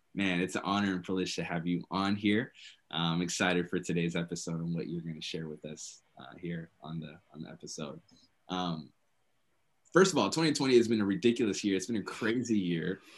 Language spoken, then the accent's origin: English; Minnesota, United States; I'm from Minnesota